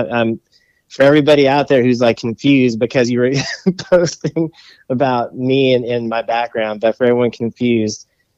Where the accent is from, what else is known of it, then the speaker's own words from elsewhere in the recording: San Diego, California, United States; also born or lived in Lincoln, Nebraska; I grew up in San Diego. I was living in Ocean Beach. I moved there when I was like 6 years old